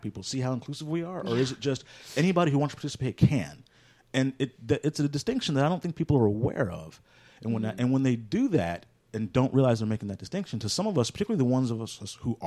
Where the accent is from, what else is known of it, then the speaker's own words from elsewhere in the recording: Houston, Texas, United States; I grew up in Houston, but I wasn't born and raised here.